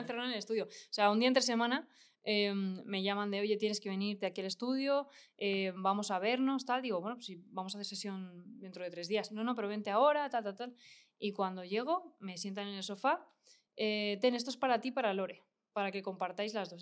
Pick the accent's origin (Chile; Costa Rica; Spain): Spain; yo en España no termino de experimentar, pero porque somos muy fríos, somos muy europeos todavía